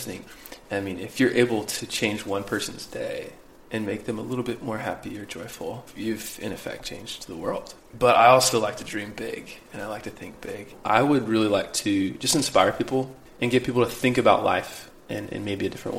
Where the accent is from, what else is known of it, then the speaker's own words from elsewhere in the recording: Midwest, United States; Growing up... I grew up in the Midwest, right?